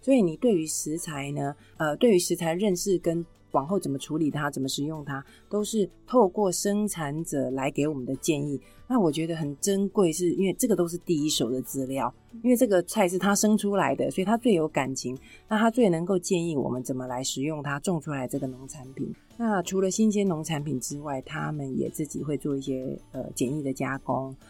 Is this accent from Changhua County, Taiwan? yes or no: no; Taipei, Taiwan; 我自己身为北投人